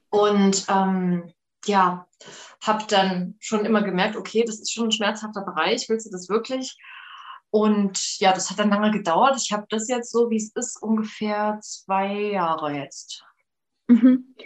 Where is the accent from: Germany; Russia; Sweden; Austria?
Germany; Leipzig, Saxony; ich komme aus Leipzig und hier gibt es ja immer noch Jugendweihe.